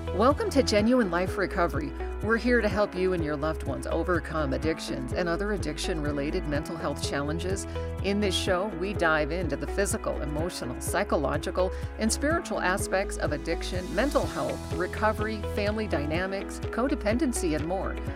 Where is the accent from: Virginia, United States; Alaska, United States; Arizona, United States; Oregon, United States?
Alaska, United States; now in Reno, United States; I grew up in Alaska, so, and right now I'm in Reno